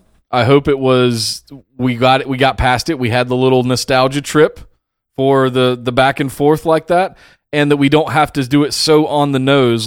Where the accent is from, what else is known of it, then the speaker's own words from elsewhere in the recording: the Carolinas, United States; I grew up in the Carolinas with Smoky Mountain Wrestling and big old Glenn Jacobs whooping ass.